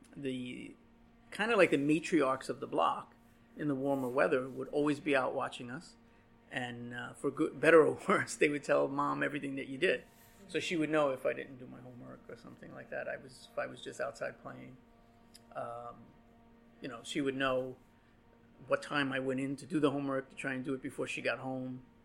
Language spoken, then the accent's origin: English; New York City, New York, United States; I was born here in 1975. I was born on Skillman Avenue, uh, where well, I was born in the hospital, but my family lived on Skillman Avenue, where my mother still lives today.